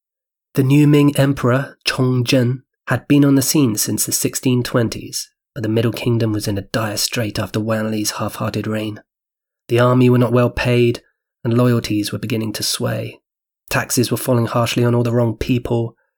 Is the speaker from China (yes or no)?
yes; Changshu, Jiangsu, China; Changshu, my hometown in China